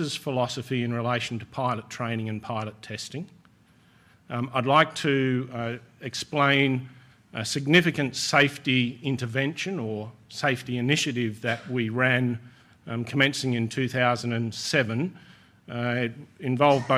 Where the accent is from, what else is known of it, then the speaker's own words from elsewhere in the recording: Sydney, New South Wales, Australia; In Sydney, my hometown